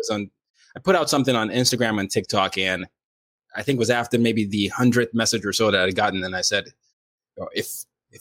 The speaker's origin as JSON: {"language": "English", "country": "Nigeria", "moved": "yes", "lives_now": "United States", "said": "I'm Nigerian"}